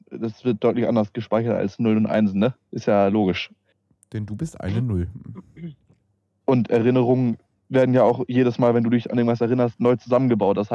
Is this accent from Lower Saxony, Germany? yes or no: yes; Peine, Lower Saxony, Germany; ich komme aus Peine und wie gesagt, ich komme aus Peine, Alter.